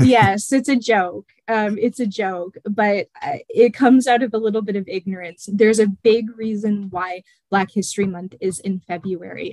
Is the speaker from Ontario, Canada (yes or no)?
yes; Chatham, Ontario, Canada; moved away as an adult; also born or lived in London, Ontario; I'm originally from uh, the city of Chatham, and my uh, mother and my grandparents are part of Chatham's